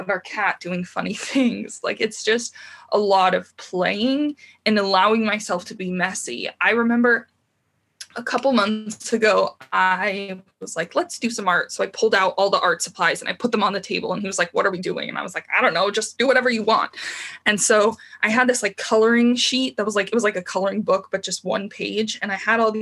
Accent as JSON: {"language": "English", "town": "Tucson", "region": "Arizona", "country": "United States", "tie": "born or raised there", "moved": "as an adult", "lives_now": "Santa Cruz, United States", "said": "I grew up in Tucson, Arizona."}